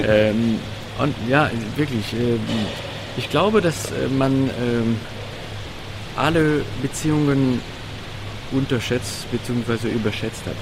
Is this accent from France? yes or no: yes; France; German is a second language; now in Germany; ich als Franzose